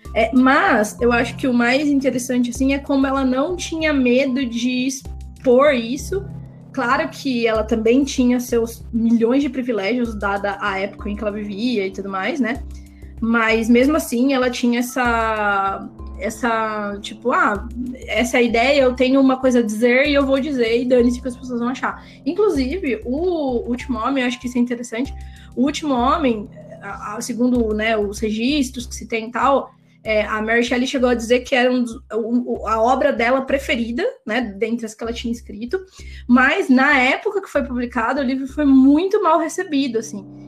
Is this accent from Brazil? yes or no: yes; Campinas, São Paulo, Brazil; now in Paulínia, Brazil; Eu sou do interior de São Paulo, sou de. Eu sou de Campinas, eu moro em Paulínia